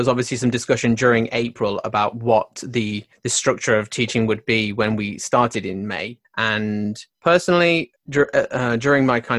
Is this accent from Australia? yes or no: no; United Kingdom; moved away as an adult; now in Japan; I have also been in Japan for 15 years this year. Originally from the UK